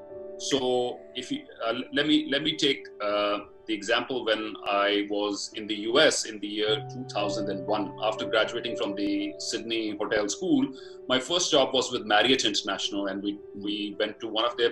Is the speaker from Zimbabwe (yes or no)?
no; Batala, Punjab, India; moved away as an adult; my hometown, which is a small town in rural Punjab called Batala in district Gurdaspur